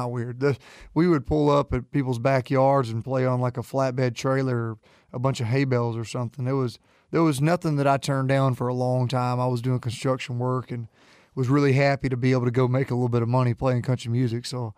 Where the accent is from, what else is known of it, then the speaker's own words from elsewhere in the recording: Jacksonville, Alabama, United States; Jacksonville, Alabama.